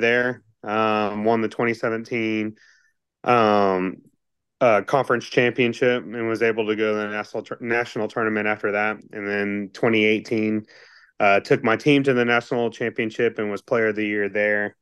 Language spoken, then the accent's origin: English; Texas, United States; moved away as an adult; also born or lived in Kentucky; I grew up in Texas